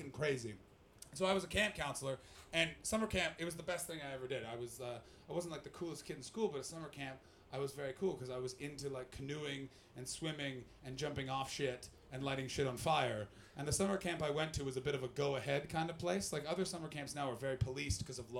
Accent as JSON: {"language": "English", "town": "Ottawa", "region": "Ontario", "country": "Canada", "said": "I'm from Ottawa, which is, it's the most diverse climate of any place in the world"}